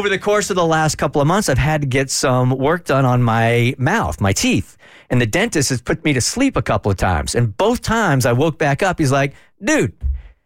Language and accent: English; California, United States; when I grew up in California, as an undersized kid